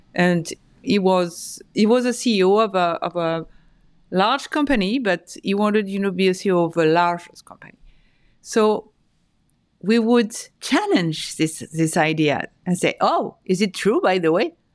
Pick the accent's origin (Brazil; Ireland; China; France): France; moved away as an adult; also born or lived in Paris, France / north of France; now in New York, United States; I was born and raised in France, in Paris, and in the north of France. I moved to New York four years ago